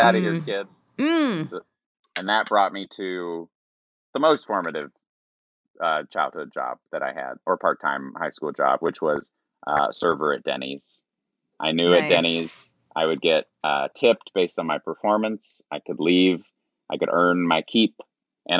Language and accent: English; Roanoke, Virginia, United States; I grew up in Roanoke, Virginia